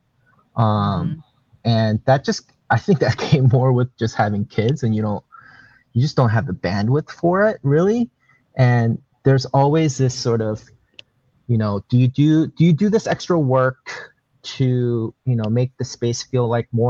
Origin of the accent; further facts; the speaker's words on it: Springfield, Oregon, United States; also born or lived in Korea / New York; now in Portland, United States; I grew up in Springfield, Eugene. So I grew up in Springfield High School